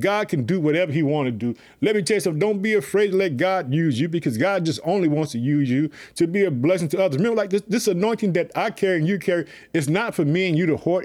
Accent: Illinois, United States; my home state, Illinois

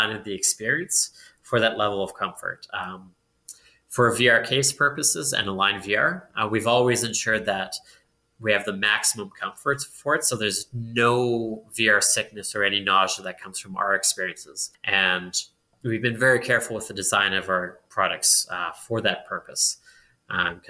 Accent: Edmonton, Alberta, Canada; I'm born and raised in Edmonton.

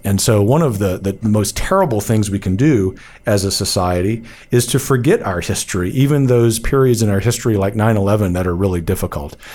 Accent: United States; we are American patriots

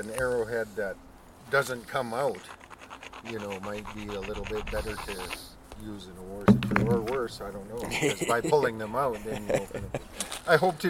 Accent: Muscogee, Alberta, Canada; My father's from Muscogee, Alberta.

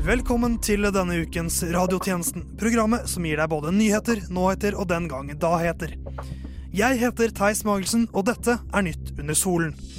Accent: Norway; jeg er jo norsk

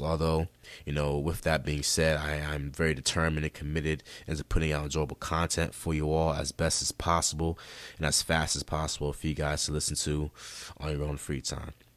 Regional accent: Rochester, New York, United States; I was born and raised in Rochester, New York, and that's in upstate New York

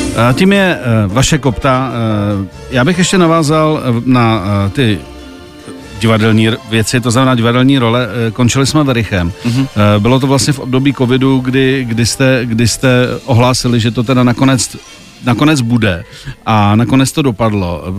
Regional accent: Czechia; u nás v Čechách

